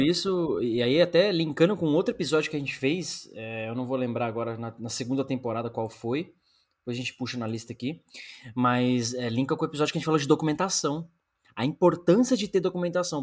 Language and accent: Portuguese; Brazil; moved away as an adult; sou brasileiro